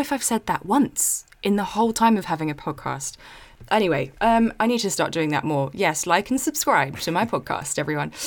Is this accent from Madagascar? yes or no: no; South East England, United Kingdom; my hometown in the southeast